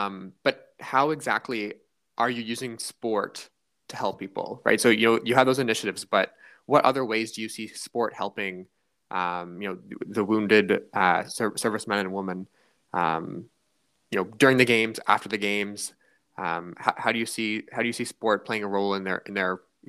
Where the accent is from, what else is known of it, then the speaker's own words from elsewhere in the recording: Canada; I'm from Canada